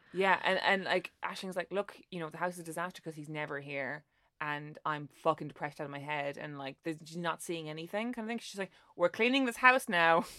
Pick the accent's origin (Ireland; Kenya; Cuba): Ireland; as an Irish person